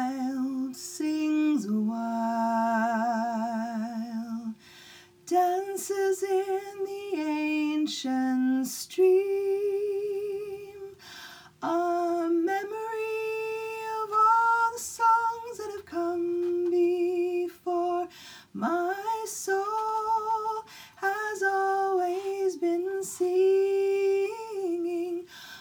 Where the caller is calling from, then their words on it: White Rock, British Columbia, Canada; I'm calling from White Rock, British Columbia, Canada, which is also the unceded territories of the Semiahmoo people and the broader Coast Salish people.